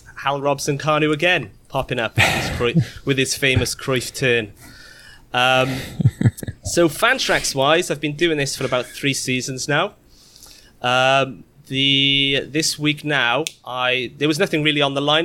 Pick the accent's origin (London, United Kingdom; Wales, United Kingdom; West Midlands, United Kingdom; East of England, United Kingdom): Wales, United Kingdom; Cardiff; now in New Jersey, United States; I'm originally from Cardiff in Wales, nice. But I now live in New Jersey